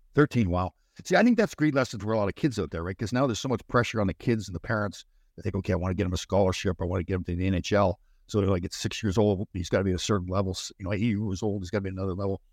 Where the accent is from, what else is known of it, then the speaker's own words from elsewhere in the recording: Brampton, Ontario, Canada; I'm from Brampton, so Brampton's just right outside of Toronto